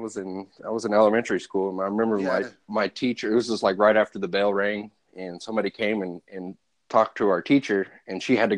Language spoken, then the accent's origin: English; Oklahoma City, Oklahoma, United States; moved away; Where I grew up, I'm not from DC. I grew up in Oklahoma City, so right in the middle of the country.